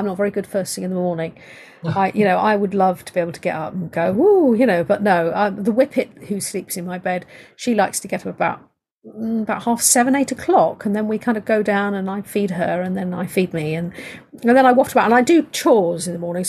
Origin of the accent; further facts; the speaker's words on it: United Kingdom; I'm British